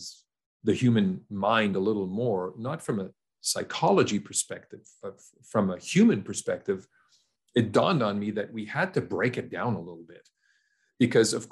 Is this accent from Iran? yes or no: no; Canada; a young Canadian man growing up in Canada